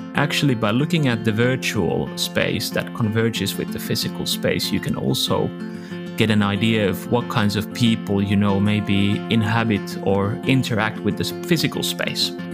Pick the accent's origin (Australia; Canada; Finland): Finland; Helsinki, Uusimaa; I'm from Helsinki